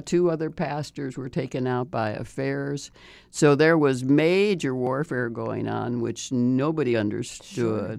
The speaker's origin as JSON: {"language": "English", "town": "Chicago", "region": "Illinois", "country": "United States", "tie": "born or raised there", "said": "I grew up in Chicago"}